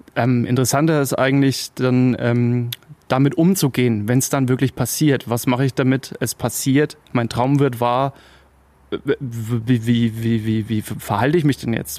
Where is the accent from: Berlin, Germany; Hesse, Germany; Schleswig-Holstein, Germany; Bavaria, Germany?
Bavaria, Germany; Upper Franconia; ich habe hier meine Wurzeln